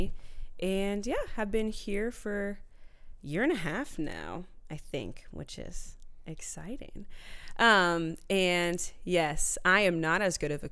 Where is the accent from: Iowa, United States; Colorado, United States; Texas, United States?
Iowa, United States; Ankeny; moved away as an adult; now in Minneapolis, United States; I'm from Iowa, so born and raised in Ankeny, Iowa.